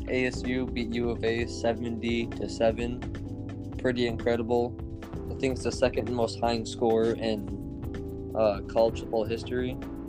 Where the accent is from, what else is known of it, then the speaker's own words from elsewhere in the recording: Arizona, United States; it's my home state.